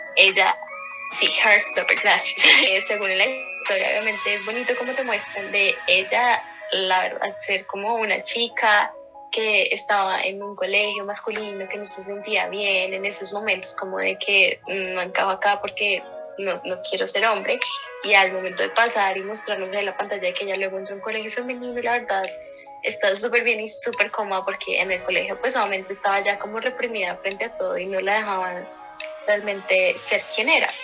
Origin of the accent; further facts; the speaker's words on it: Colombia; para nosotros como colombianos era como normal